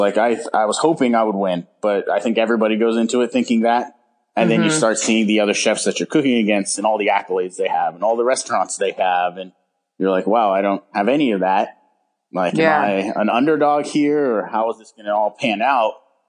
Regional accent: San Francisco, California, United States; hopefully back up in San Francisco, what I consider my hometown, and open up shop up t

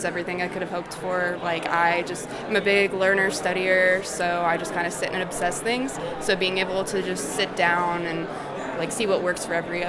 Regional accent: Kansas City, Missouri, United States; I'm from Kansas City, Missouri.

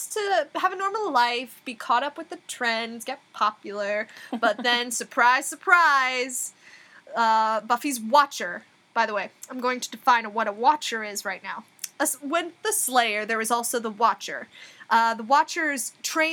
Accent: Iowa, United States; I'm from Iowa

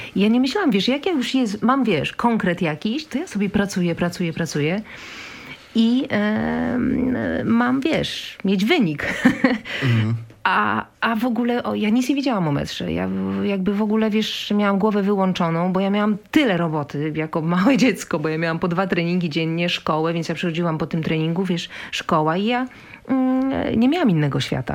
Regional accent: Warsaw, Masovian Voivodeship, Poland; Ja jestem warszawianka

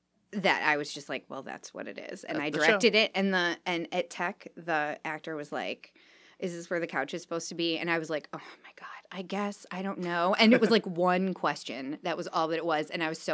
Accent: Harper Woods, Michigan, United States; I'm an Eastsider. I'm pretty much a lifelong Eastsider. Uh-huh. I lived where I consider where I grew up was Harper Woods.

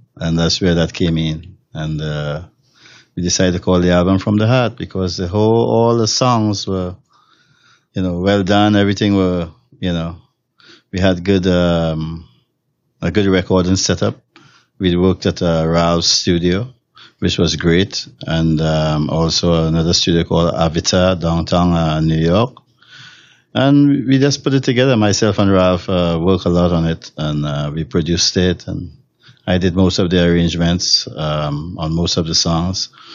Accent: Trinidad & Tobago; moved away as an adult; now in Los Angeles, United States; I'm from Trinidad and Tobago

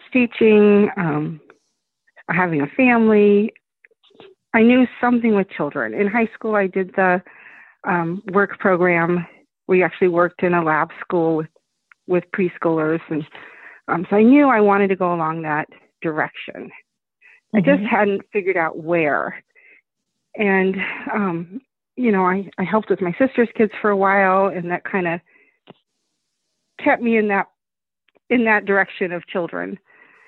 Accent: Lakeport, California, United States; I grew up in Lakeport, California, which is a tiny little

